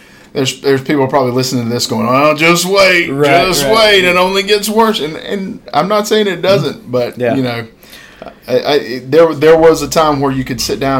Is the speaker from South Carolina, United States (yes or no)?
yes; Boiling Springs, South Carolina, United States; I'm from Bowling Springs